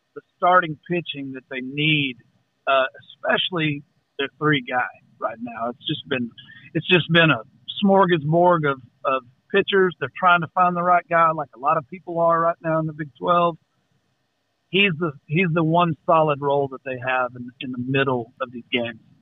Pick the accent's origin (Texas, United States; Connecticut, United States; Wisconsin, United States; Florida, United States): Texas, United States; Central; also born or lived in Austin, Texas; I grew up in Central Texas, 50 miles from Austin.